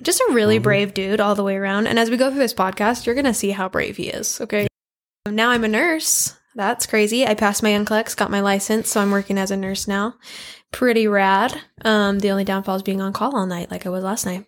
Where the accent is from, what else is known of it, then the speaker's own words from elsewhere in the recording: Idaho Falls, Idaho, United States; I was born and raised in Idaho Falls here